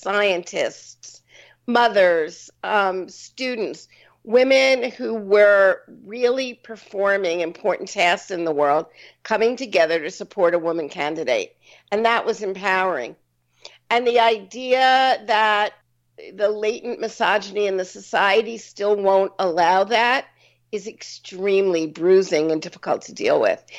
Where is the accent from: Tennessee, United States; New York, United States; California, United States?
New York, United States; I'm a New Yorker